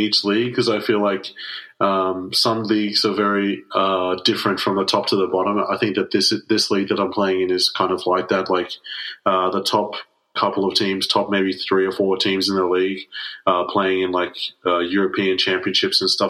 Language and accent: English; Sydney, New South Wales, Australia; also born or lived in Melbourne, Victoria, Australia; Melbourne is my hometown, but Sydney is kind of where I grew up